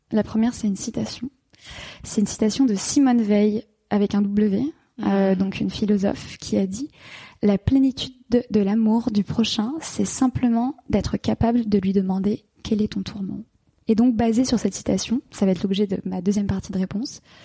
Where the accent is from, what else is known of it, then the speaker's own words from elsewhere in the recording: Paris, Île-de-France, France; moved away as an adult; also born or lived in London; j'ai quitté la France, j'ai quitté Paris, j'ai quitté mes amis, et je suis partie m'installer à Londres